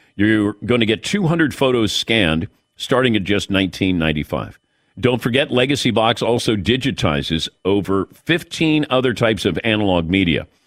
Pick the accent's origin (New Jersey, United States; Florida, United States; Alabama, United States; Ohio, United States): Ohio, United States; Cincinnati; growing up in Cincinnati